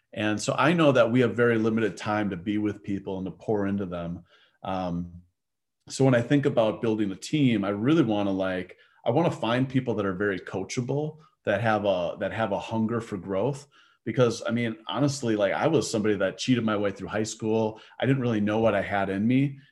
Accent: Milwaukee, Wisconsin, United States; also born or lived in North Carolina; I grew up in the Milwaukee area

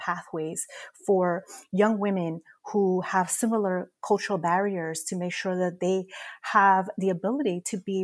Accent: New York City, New York, United States; I'm also a proud native New Yorker, born and raised in Corona, Queens

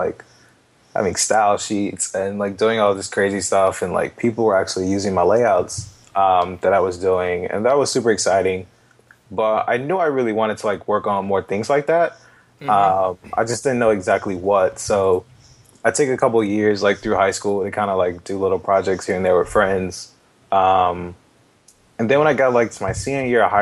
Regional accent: Atlanta, Georgia, United States; I'm originally from Atlanta. I've been here pretty much my whole life

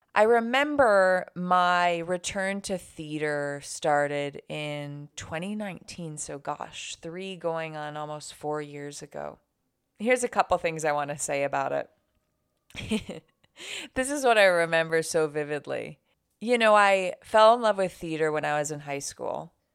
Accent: Buffalo, New York, United States; living in my hometown, Buffalo, New York

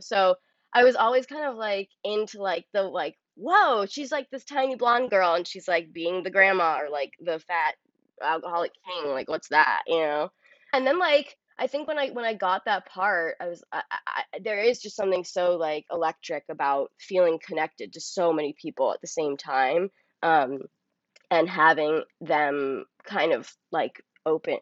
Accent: New York City, New York, United States; I grew up on the Upper West Side

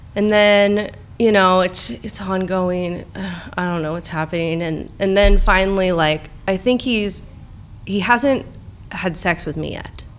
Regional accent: Tustin, California, United States; also born or lived in Laguna Hills, California / Costa Mesa, California; I grew up in Tustin

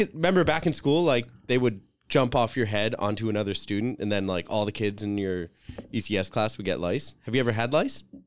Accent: Fiji; I'm from Fiji.

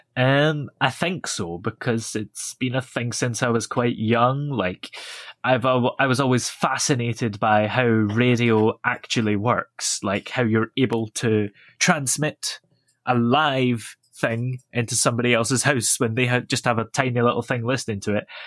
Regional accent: Stirling, Scotland, United Kingdom; I was born in Stirling and live not too far from there.

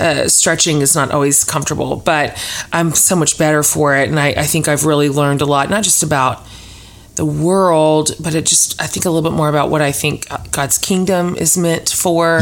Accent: Kansas, United States; now in Austin, United States; I was born in Kansas

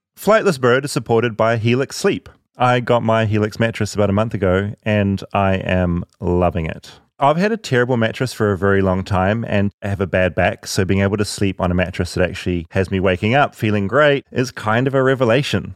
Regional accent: New Zealand; moved away; as a New Zealander

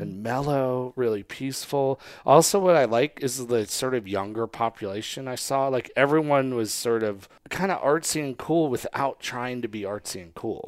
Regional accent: Northeast, United States; moved away; growing up in the Northeast

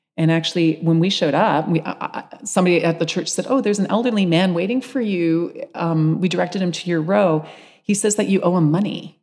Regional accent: London, Ontario, Canada; moved away as an adult; also born or lived in Seattle / Santa Barbara; now in London, Canada; Village Green Community Church in London, Ontario, used to be the library that I bicycled to as a child in my neighborhood

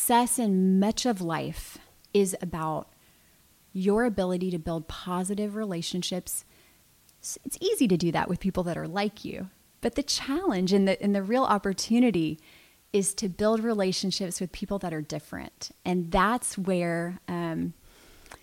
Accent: Lakeland, Florida, United States; I was born in Lakeland. I've lived here with the exception of just a tiny little bit of time in college.

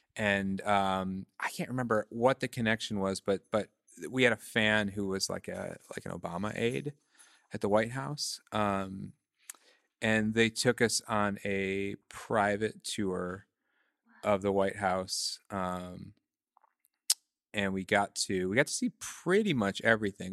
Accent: Michigan, United States; moved away as an adult; also born or lived in Chicago / New York; I'm from Michigan, um, I left, uh, when I was about twenty years old

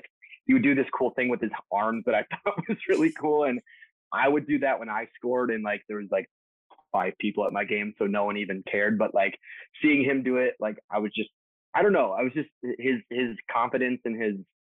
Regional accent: Detroit, Michigan, United States; I grew up just outside Detroit

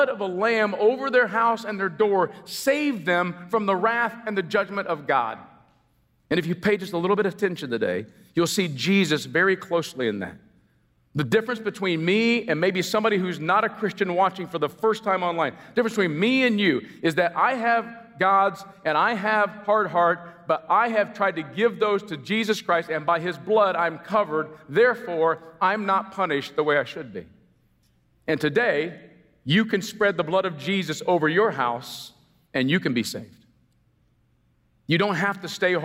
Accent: United States; I'm as American as apple pie

